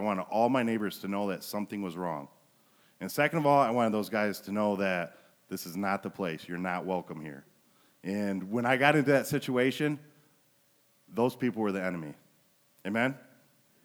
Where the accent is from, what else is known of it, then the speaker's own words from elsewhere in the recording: Flint, Michigan, United States; now in Montrose, United States; I was raised in Flint